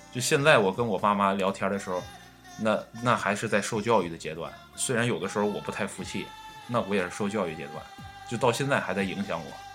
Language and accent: Chinese; China; also born or lived in northern China; 我们中国人